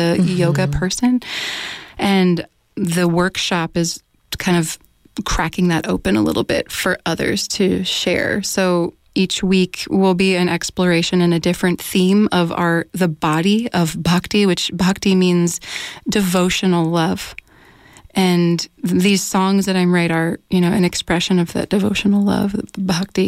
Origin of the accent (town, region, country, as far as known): United States; first language English